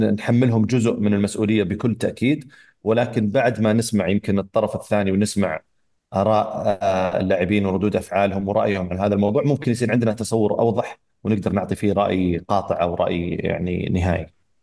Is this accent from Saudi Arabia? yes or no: yes; Saudi Arabia; احنا كمنتخب سعودي